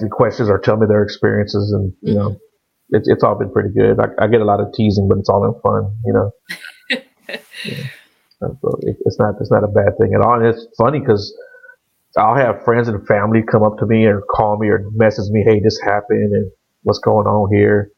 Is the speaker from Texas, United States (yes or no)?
yes; Texas, United States; I'm Texan. That's where I am